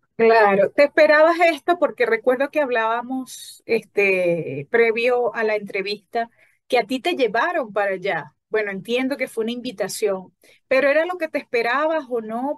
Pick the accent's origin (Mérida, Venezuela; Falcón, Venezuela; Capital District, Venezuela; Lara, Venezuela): Falcón, Venezuela; de la región justamente donde yo soy, de Falcón